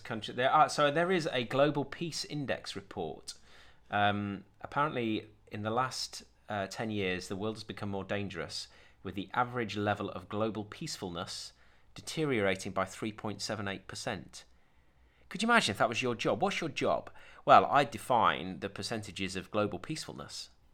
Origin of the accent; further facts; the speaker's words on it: Sheffield, Yorkshire and the Humber, United Kingdom; also born or lived in Doncaster; I grew up in Sheffield and Doncaster